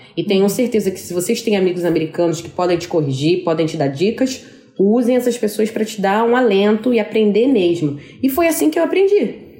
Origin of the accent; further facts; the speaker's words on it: Brazil; moved away as an adult; now in New York, United States; como uma boa brasileira faladeira, fazer uma segunda família aqui